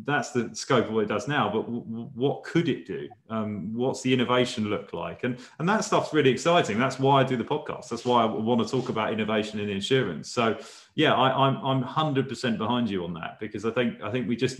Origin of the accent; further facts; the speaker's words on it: Chelmsford, East of England, United Kingdom; I'm from Chelmsford in Essex